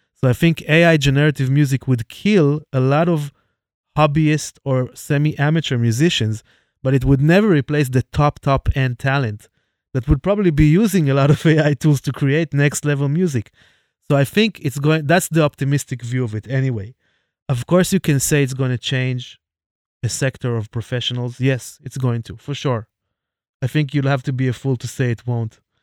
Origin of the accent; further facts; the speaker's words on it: Jerusalem, Jerusalem District, Israel; my hometown, Jerusalem